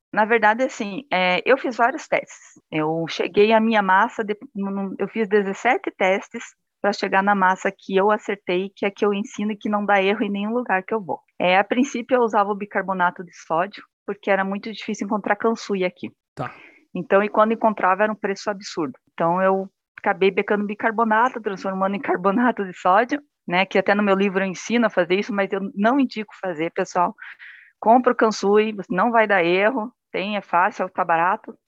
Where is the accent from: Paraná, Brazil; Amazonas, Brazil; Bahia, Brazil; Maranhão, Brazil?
Paraná, Brazil; Curitiba; also born or lived in Japan; eu sou de Curitiba, né, Paraná